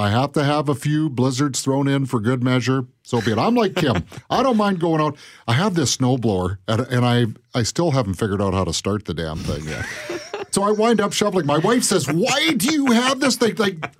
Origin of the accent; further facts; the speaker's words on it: West Coast, British Columbia, Canada; now in Winnipeg, Canada; I grew up on the West Coast, and winter there was rain from November to February or March.